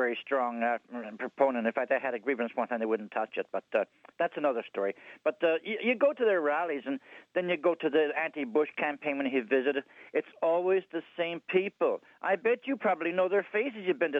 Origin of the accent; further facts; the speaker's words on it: Newfoundland and Labrador, Canada; I'm from Newfoundland.